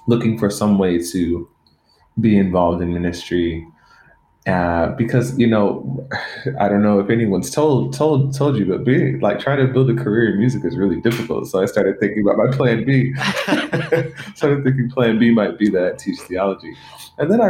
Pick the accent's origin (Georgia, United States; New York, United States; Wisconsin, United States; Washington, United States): Georgia, United States; Stone Mountain; now in Los Angeles, United States; I grew up in Stone Mountain, Georgia, the metro Atlanta area